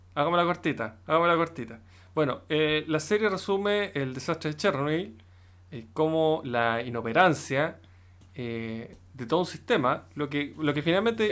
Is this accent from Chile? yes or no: yes; Chile; los chilenos